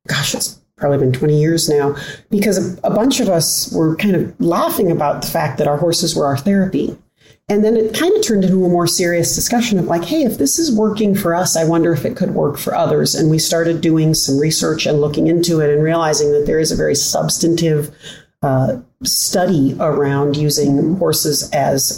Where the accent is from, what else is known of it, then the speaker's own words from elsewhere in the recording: Omaha, Nebraska, United States; also born or lived in California; I'm born and raised in Omaha, Nebraska, had prodigal years in graduate and undergrad in California